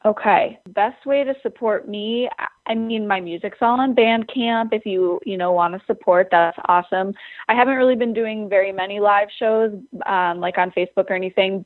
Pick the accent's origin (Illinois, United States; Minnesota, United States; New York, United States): Minnesota, United States; Lake Washburn, northern; It's the lake I grew up on and the lake that is just like outside the window from me right now, which is called Lake Washburn